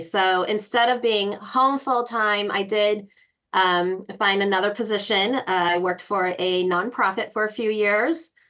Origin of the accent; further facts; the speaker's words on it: Chicago, Illinois, United States; I am from Chicago, but my heart is in Colorado.